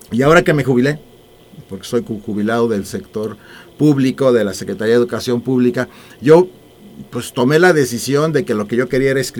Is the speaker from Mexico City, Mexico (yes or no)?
yes; Mexico City, Mexico; born there; de Salamanca tanto paterna como materna, mis raíces son salmantinas, aunque yo circunstancialmente nací en la Ciudad de México, pero yo me considero salmantino.